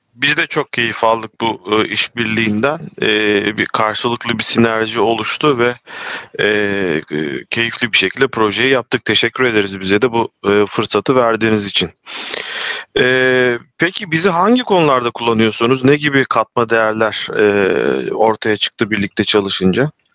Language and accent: Turkish; Çanakkale, Turkey; ben Çanakkale'liyim.